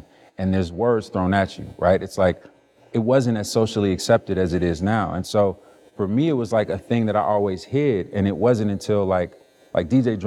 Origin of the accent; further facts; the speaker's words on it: Chicago, Illinois, United States; I grew up in Chicago